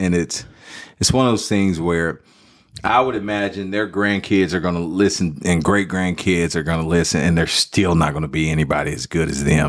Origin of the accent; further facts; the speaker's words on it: Dallas, Texas, United States; Oak Cliff, Dallas, Texas.